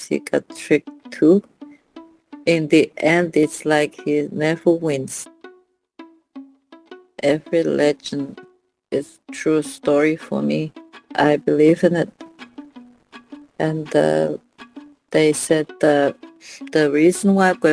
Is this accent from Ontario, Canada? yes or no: no; Natuashish, Newfoundland and Labrador, Canada; I'm from Natoshish, Labrador.